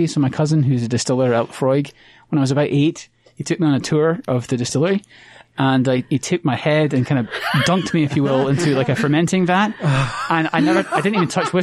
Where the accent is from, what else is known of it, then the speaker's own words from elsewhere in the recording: Austin, Texas, United States; also born or lived in Edinburgh, Scotland; now in Utah, United States; I was born in Edinburgh, Scotland. And then when I was 8, my father, who was a professor, got a job offer in Austin, Texas